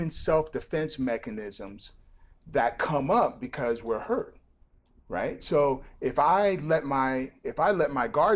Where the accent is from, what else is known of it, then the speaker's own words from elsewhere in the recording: Nigeria; now in United States; I grew up in Nigeria